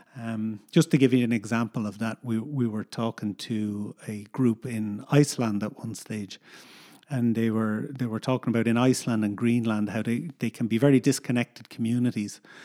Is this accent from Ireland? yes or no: yes; Dublin, Leinster, Ireland; also born or lived in United States / Northern Ireland; now in Galway, Ireland; we grew up in Dublin in, uh, a housing estate in Dublin.